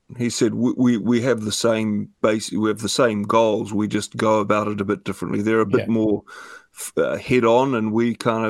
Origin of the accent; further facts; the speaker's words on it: Gisborne, New Zealand; I mean, yeah, I came here from Gisborne, it's like New York.